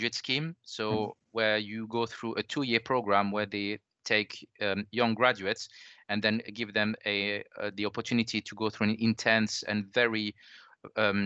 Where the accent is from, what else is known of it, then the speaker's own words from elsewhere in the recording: France; accent: French; English is a second language; moved away as an adult; now in United Kingdom; I'm originally from France, as the accent gives away.